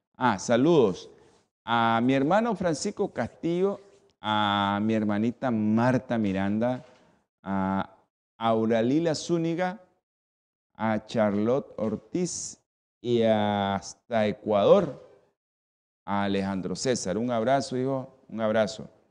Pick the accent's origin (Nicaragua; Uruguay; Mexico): Nicaragua; así somos los nicas